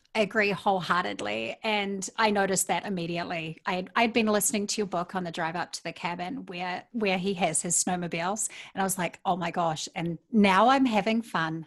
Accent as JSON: {"language": "English", "country": "New Zealand", "moved": "yes", "lives_now": "Minnesota, United States", "said": "I love living in Minnesota, being a New Zealander"}